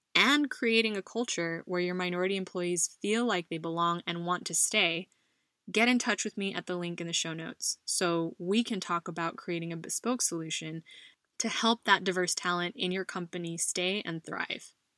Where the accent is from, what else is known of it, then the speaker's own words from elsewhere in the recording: United States; now in Spain; a Filipino American woman living abroad in Spain